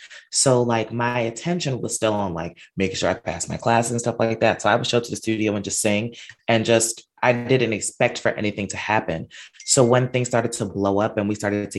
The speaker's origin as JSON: {"language": "English", "area": "Long Island", "region": "New York", "country": "United States", "tie": "born or raised there", "said": "I was born and raised out here in New York, a Long Island resident"}